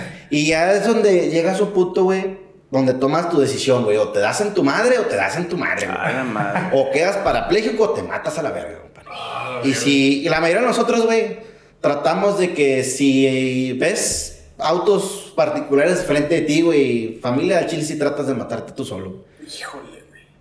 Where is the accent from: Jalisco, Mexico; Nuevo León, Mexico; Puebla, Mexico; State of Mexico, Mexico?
Nuevo León, Mexico; Monterrey; soy aquí de Monterrey